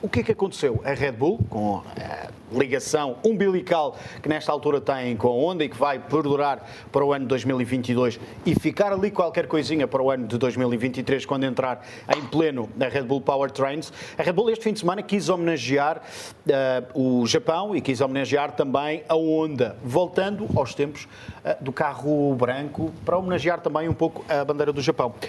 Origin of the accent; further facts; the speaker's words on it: Portugal; enquanto portugueses